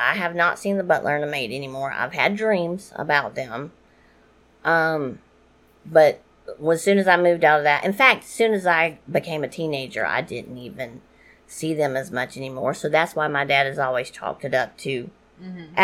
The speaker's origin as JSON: {"language": "English", "town": "New Orleans", "region": "Louisiana", "country": "United States", "said": "I am from New Orleans and I am half Cajun."}